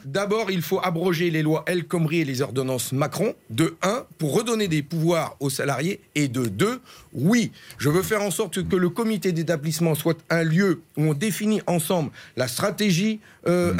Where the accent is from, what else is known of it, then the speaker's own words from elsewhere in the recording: Ch'ti, Hauts-de-France, France; je suis un ch'ti, je sais d'où je viens